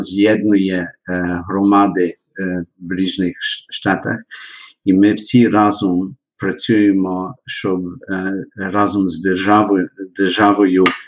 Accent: Melbourne, Victoria, Australia; Я народився в місті Мельмон, так як ви кажете, в штаті чи області Вікторія

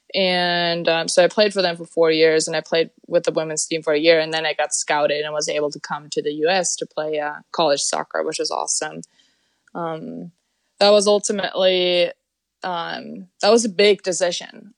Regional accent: Germany; moved away as an adult; now in Sweden; I was born and raised in Germany.

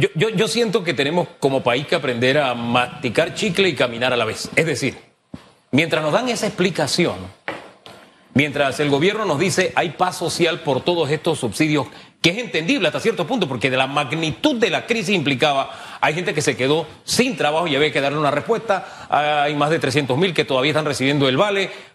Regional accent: Panama

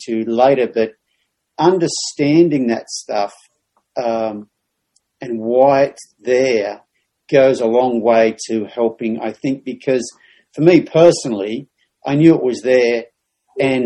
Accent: Australia; moved away; a male growing up in Australia

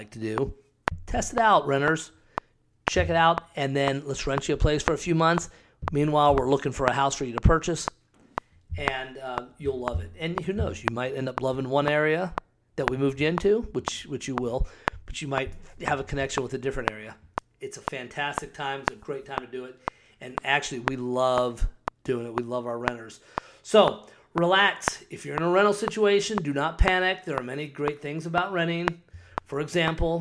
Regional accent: Scottsdale, Arizona, United States; also born or lived in Cave Creek, Arizona; I live up in Cave Creek and grew up in Scottsdale

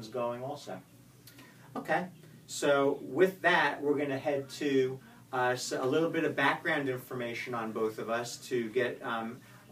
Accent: Spring Valley, New York, United States; moved away as an adult; also born or lived in Atlanta, Georgia; now in Florida, United States; I grew up in Spring Valley, Muncie, New York

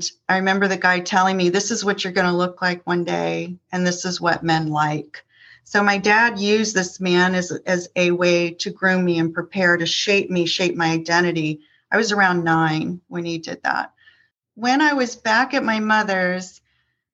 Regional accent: Northern Virginia, United States; also born or lived in Columbus, Ohio; moved my younger sister and I to Northern Virginia

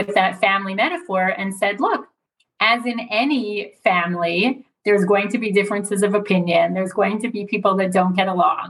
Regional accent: United States; now in Israel; even as an American

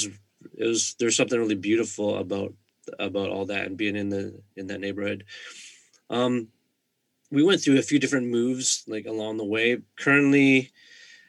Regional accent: Vancouver, British Columbia, Canada; I'm from the Greater Vancouver area

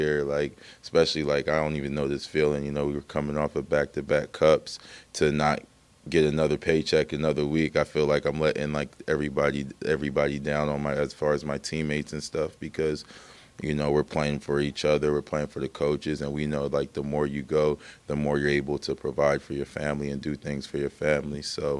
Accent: Hamilton, Ontario, Canada; sometimes I go down in Toronto, like, where are you from? And I just, like, I'm from Hamilton.

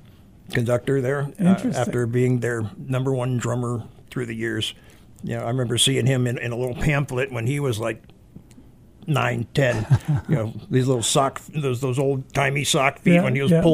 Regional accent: Virginia, United States; also born or lived in New York; Actually, my hometown and main state, home state from back east would be Virginia.

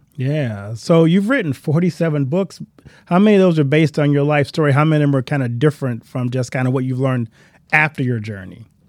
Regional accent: Louisiana, United States; I grew up in Louisiana

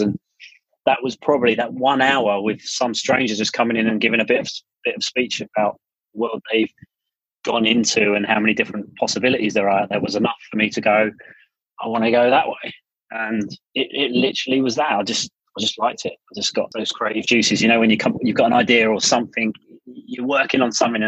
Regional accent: England, United Kingdom; moved away as an adult; now in United States; we grew up in Bewers, quite a modest upbringing

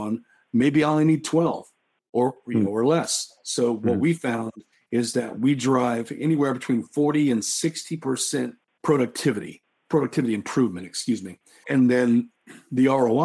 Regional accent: Oklahoma, United States; I grew up in Oklahoma and I'm Native American

